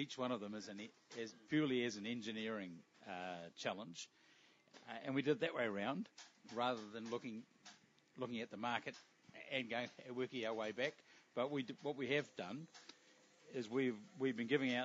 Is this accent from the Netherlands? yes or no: no; New Zealand; I'm a Kiwi